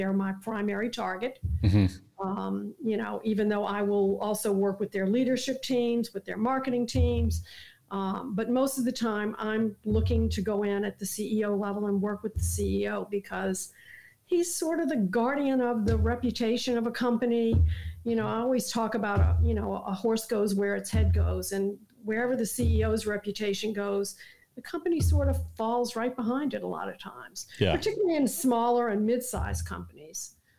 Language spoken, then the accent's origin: English; New Orleans, Louisiana, United States; moved away; I am from New Orleans for many, many years there.